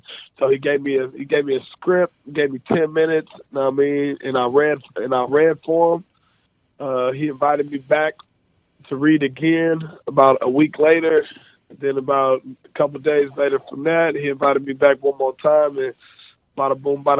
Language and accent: English; San Francisco, California, United States; Like, for instance, in San Francisco, we have projects in San Francisco. I'm from San Diego Projects. Regardless, it's looked at as a negative area, and bad things go on over there. It's still my neighborhood.